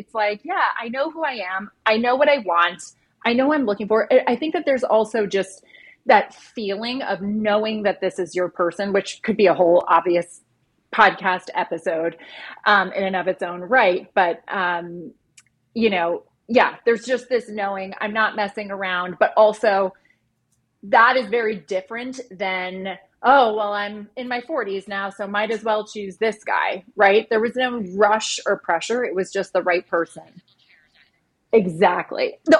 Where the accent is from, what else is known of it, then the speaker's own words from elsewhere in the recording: Ireland; We're doing it in Ireland next year. I'm from Ireland. God. So I lived there as a kid